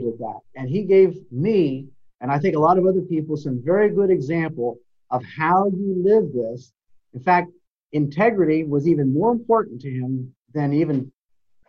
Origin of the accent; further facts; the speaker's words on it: Lancaster Conference, Pennsylvania, United States; growing up in the Lancaster Conference and then in with the Eastern Conference